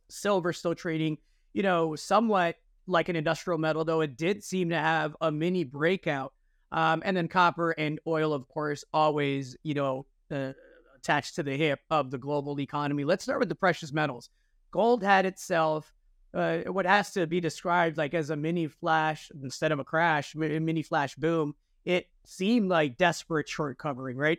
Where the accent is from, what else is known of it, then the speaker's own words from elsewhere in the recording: Chicago, Illinois, United States; I grew up in Chicago